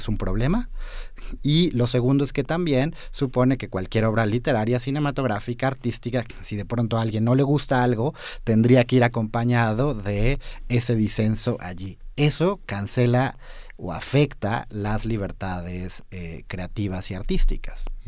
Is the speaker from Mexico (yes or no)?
yes; Mexico; como ciudadanos mexicanos identificados como hombres